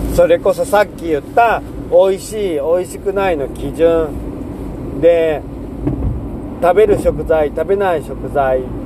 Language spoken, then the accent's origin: Japanese; Seto Inland Sea coast, Japan; moved away as an adult; also born or lived in Shikoku / Kansai; now in Shimane, Japan; 瀬戸内海沿岸で生まれ育って